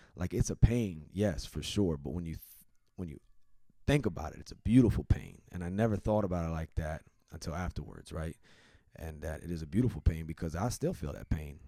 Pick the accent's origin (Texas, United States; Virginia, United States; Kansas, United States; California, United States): Virginia, United States; in my home state, uh, the state that I represent, where I'm from, the Old Dominion